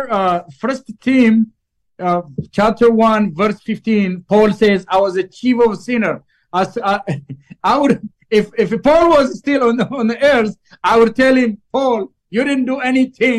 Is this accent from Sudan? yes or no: no; Ethiopia; English is a second language; moved away as an adult; now in Minnesota, United States; back in Ethiopia, we learned British English, which is a completely different accent. So when I came to the United States, I didn't speak any English word